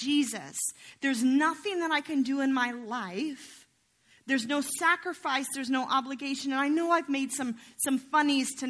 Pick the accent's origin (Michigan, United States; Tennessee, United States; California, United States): Tennessee, United States; Nashville; I'm from Nashville